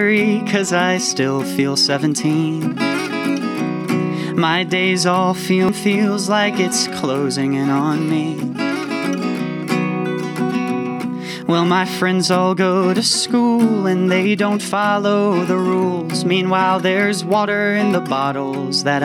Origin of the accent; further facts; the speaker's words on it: Fort Collins, Colorado, United States; growing up in Fort Collins